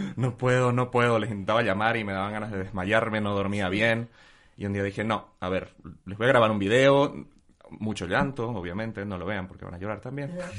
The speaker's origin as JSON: {"language": "Spanish", "country": "Bolivia", "moved": "yes", "said": "desde que me fui de Bolivia"}